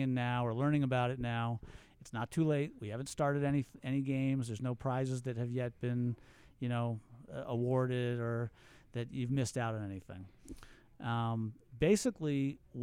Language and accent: English; Philadelphia, Pennsylvania, United States; I'm from the Philly area